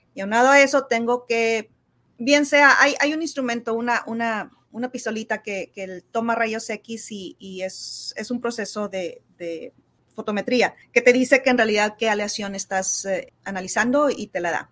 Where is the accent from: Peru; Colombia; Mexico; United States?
Mexico; Santiago, Nuevo León; yo soy de Villa de Santiago, que está como a 30 um, kilómetros al sur de Monterrey